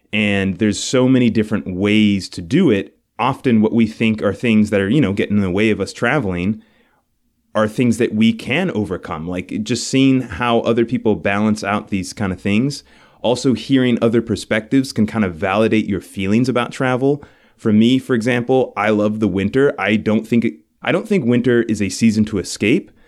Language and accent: English; New York City, New York, United States; moved away as an adult; now in Buffalo, United States; we're from New York City. Our families are from there